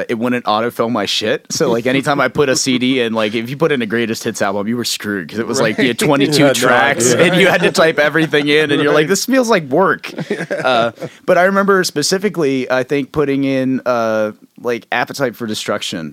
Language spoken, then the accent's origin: English; Fulton County, Pennsylvania, United States; I'm from Fulton County